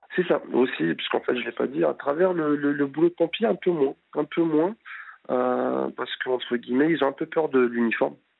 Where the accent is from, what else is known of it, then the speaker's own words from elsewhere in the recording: France; Je suis français, mais d'origine étrangère, donc ici du Maghreb